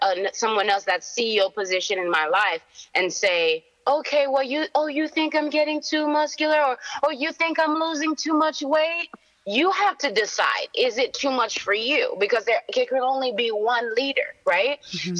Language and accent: English; Haiti; moved away; I'm from Haiti